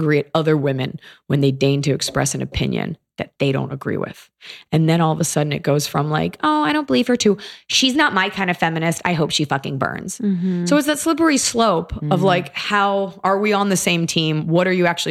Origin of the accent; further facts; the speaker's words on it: Dallas, Texas, United States; I'm from Dallas